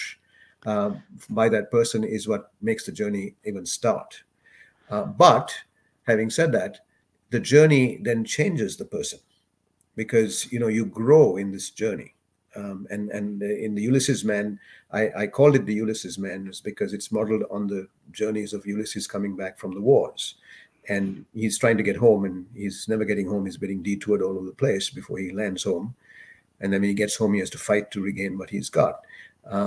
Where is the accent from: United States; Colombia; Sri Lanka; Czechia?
Sri Lanka; first language English; moved away as an adult; also born or lived in Dubai; now in Canada; when I was in Sri Lanka, we didn't have a lot of things